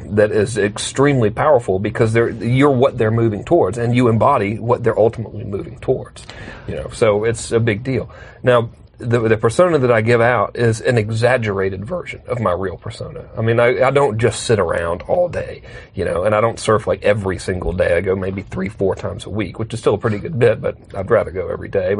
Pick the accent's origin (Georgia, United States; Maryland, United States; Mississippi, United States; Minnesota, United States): Georgia, United States; I'm from Georgia